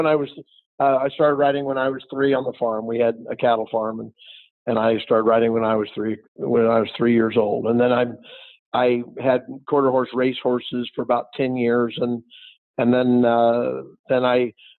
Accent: Kansas City, Missouri, United States; moved away; also born or lived in Cochise County, Arizona; I'm from Kansas City where it's been the frozen tundra there

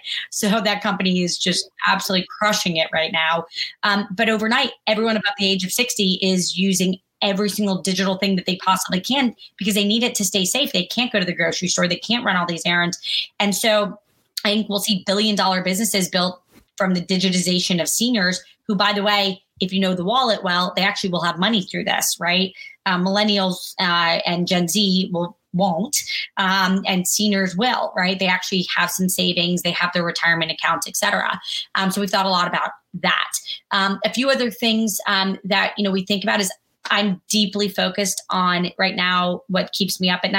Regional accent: Kentucky, United States; born there; I was born in Kentucky. My dad was in the Army, like really a normal person.

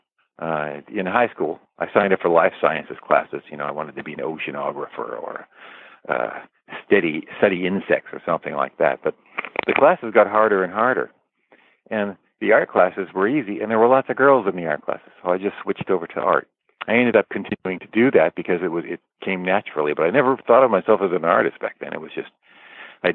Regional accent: Los Angeles, California, United States; also born or lived in Culver City, California; we lived in a place called Westchester, which is close to Marina Del Rey, by the Los Angeles airport. I was born in Culver City

